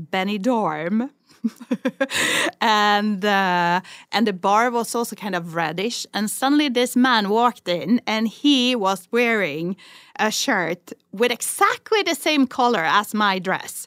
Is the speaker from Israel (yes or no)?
no; Sweden; accent: Swedish; English is a second language; moved away as an adult; now in Barcelona, Spain; I'm speaking English with a Swedish